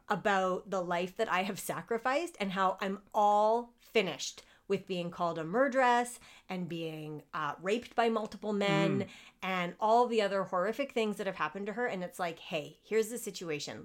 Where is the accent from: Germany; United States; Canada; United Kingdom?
Canada; as a Canadian